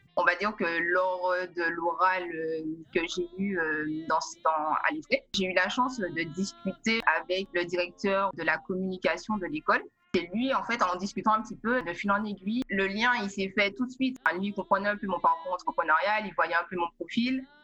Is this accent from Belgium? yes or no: no; Martinique; also born or lived in Paris; now in New York, United States; Je suis originaire de la Martinique